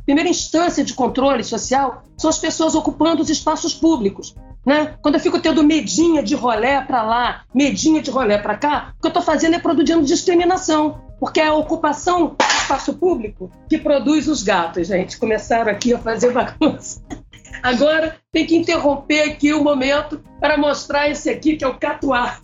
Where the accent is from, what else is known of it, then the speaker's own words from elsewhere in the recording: Rio de Janeiro, Brazil; eu venho, venho do Rio de Janeiro, é o Salgueiro